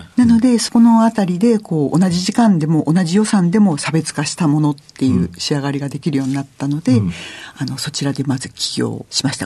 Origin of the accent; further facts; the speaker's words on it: Gunma, Japan; also born or lived in Ueno, Tokyo; 出身は群馬県なんですが、生まれは東京、上野で生まれました。